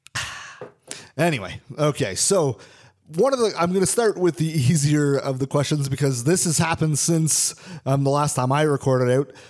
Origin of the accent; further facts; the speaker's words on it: Canada; I'm a am a Canadian citizen, I'm not an American